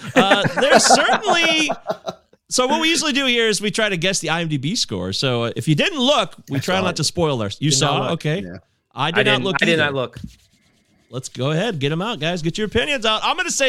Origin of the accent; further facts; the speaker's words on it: Michigan, United States; also born or lived in Livonia, Michigan; Did you know we're Michiganders? Oh, yeah. I live in Livonia.